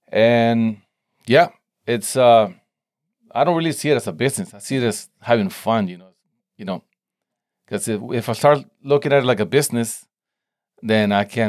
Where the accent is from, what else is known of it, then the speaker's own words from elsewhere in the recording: Tijuana, Baja California, Mexico; English is a second language; now in San Diego, United States; I grew up in Tijuana, Mexico, right at the border. And then I moved to San Diego. So it's kind of, I have both cultures going on, you know? But I don't know, I guess I think in Spanish and I speak Spanish at home